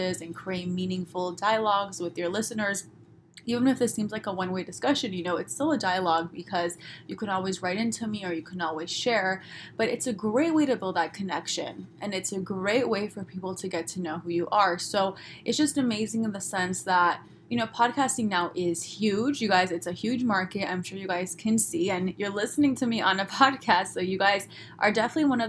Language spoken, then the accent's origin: English; Los Angeles, California, United States; I'm from Los Angeles. I'm sorry, I talk this way